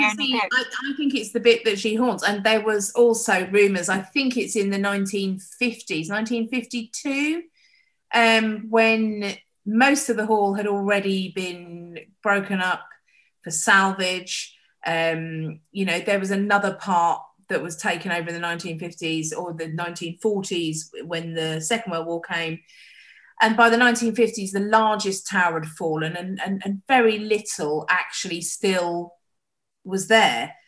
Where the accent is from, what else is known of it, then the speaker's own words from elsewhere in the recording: Costessey, East of England, United Kingdom; I grew up in Old Cossey from when I was eight weeks old until I was 18